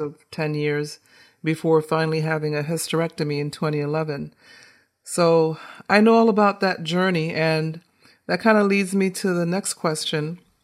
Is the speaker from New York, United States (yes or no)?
no; right outside of Boston, Massachusetts, United States; also born or lived in Caribbean; growing up in Massachusetts, right outside of Boston.